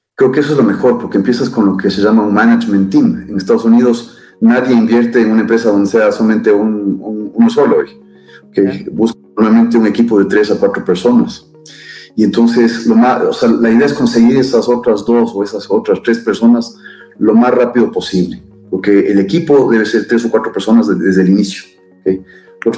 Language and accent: Spanish; Ecuador; soy un ecuatoriano, padre de tres, niños fantásticos